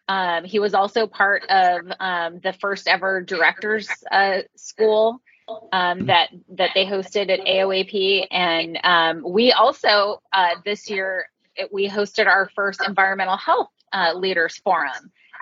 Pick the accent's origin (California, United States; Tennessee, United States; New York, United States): California, United States; East Bay; I grew up in the East Bay